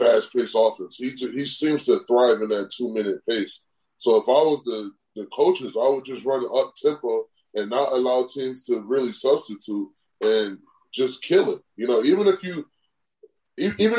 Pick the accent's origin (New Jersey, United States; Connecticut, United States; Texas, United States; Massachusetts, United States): Connecticut, United States; I'm from Connecticut